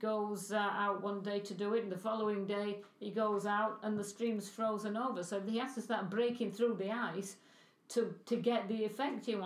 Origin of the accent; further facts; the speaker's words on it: England, United Kingdom; moved away; I was brought up in England